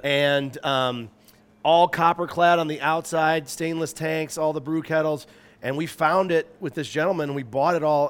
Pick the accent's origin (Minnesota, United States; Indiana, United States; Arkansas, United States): Minnesota, United States; also born or lived in Salt Lake City, Utah; now in Paonia, United States; I grew up in Minnesota